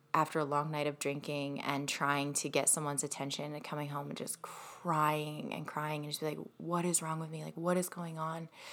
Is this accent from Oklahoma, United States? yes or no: no; Ohio, United States; moved away as an adult; also born or lived in Michigan; I moved to Michigan from Ohio, so that's where I grew up. Was in Ohio